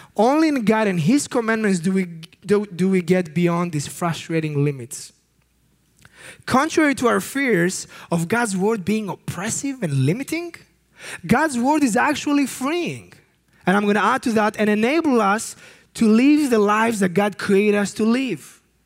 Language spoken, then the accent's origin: English; Greece; I come from Greece